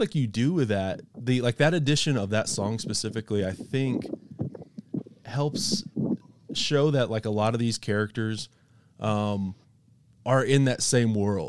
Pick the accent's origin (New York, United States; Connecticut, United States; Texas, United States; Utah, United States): Texas, United States; West; I grew up in West Texas